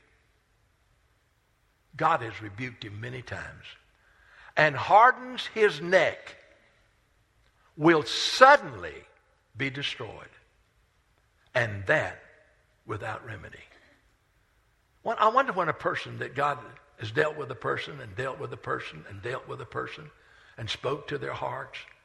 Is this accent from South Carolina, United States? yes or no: yes; Rock Hill, South Carolina, United States; I grew up on Main Street in Rock Hill